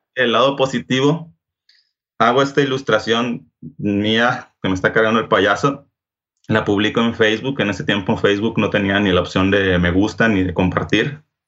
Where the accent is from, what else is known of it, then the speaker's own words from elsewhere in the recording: Culiacán, Sinaloa, Mexico; yo soy de Culiacán, Sinaloa